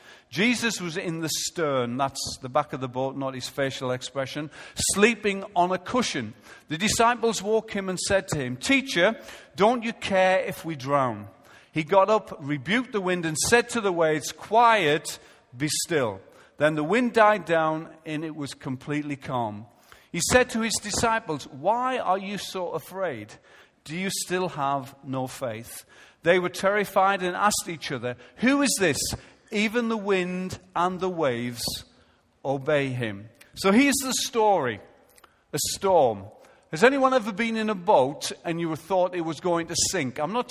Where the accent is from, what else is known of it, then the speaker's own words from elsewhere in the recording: Israel; because I come from Israel